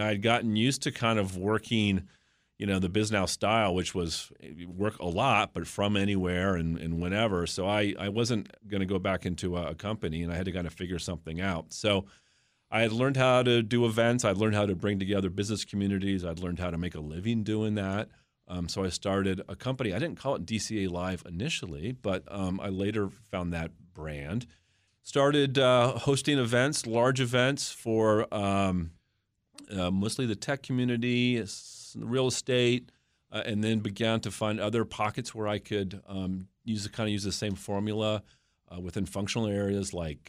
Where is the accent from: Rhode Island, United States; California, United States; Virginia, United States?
Virginia, United States; Mount Vernon; Well, I'm a native of the region. I grew up in Mount Vernon area, Virginia.